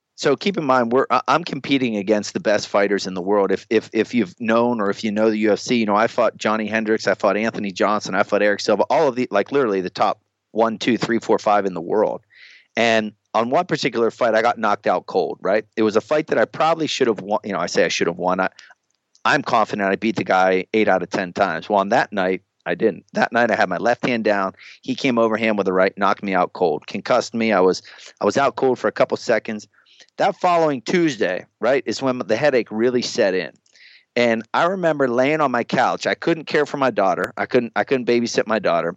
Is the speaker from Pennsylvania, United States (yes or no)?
yes; Pennsylvania, United States; I'm from Pennsylvania